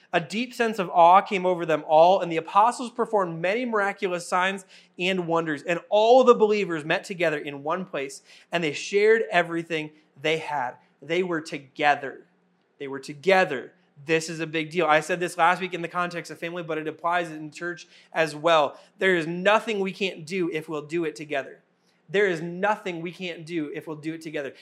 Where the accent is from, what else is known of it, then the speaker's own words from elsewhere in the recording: Wisconsin, United States; moved away; my home state in Wisconsin